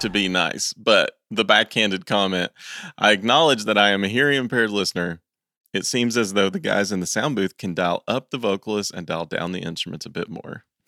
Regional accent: East Tennessee, United States; I'm from East Tennessee

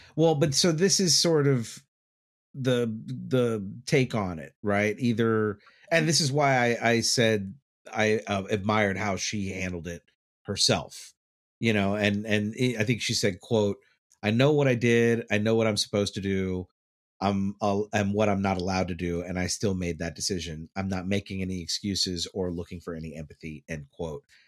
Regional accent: Dallas, Texas, United States; moved away; I grew up in Dallas, so we had tornado warnings all the time.

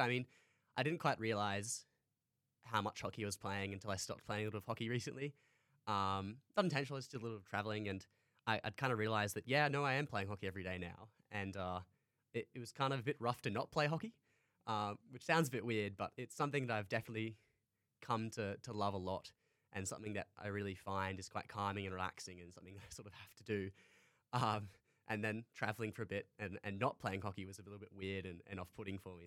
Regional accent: Townsville, Queensland, Australia; moved away as an adult; now in Canberra, Australia; I originally came down here from Townsville, where I grew up in North Queensland.

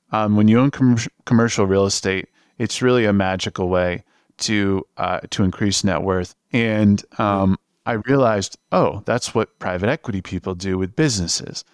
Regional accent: New York area, United States; moved away as an adult; also born or lived in Los Angeles; I'm from the New York area.

